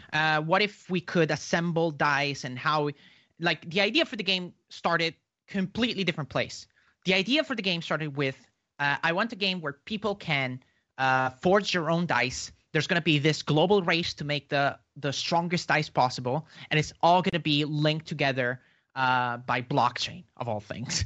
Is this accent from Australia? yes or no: no; Italy; now my country's in, is in lockdown. I'm from Italy.